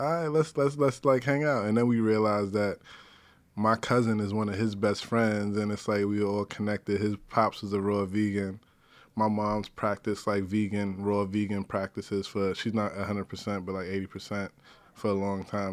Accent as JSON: {"language": "English", "town": "New York City", "region": "New York", "country": "United States", "tie": "born or raised there", "said": "I grew up in the North Bronx"}